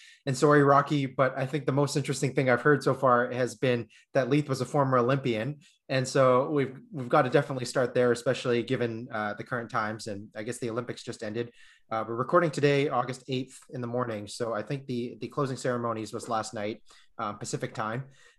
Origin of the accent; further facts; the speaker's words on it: Hong Kong; born there; And I was born in Hong Kong, and we had a Hong Kong swimmer.